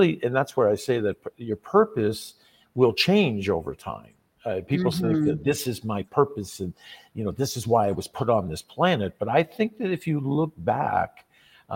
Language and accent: English; Canada; when we're born as young Canadian guys, we kind of dream of playing professional hockey.